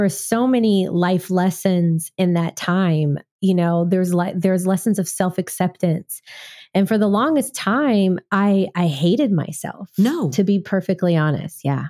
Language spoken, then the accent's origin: English; Waco, Texas, United States; now in Nashville, United States; I'm from the South. I'm from Waco, Texas. So when I moved to Nashville, I felt like I was in Texas